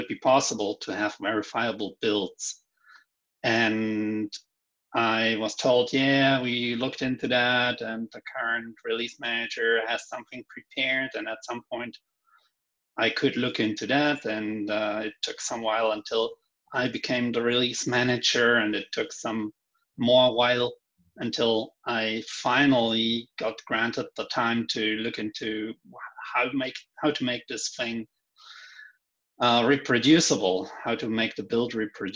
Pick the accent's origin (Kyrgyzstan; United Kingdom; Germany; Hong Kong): Germany; moved away as an adult; now in Viña del Mar, Chile; I'm now in Chile, and I'm born in Germany.